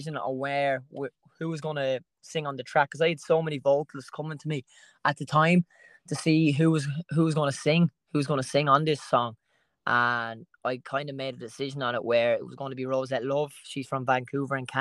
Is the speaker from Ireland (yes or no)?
yes; Camolin, Leinster, Ireland; I'm from Camolin, County Wexford.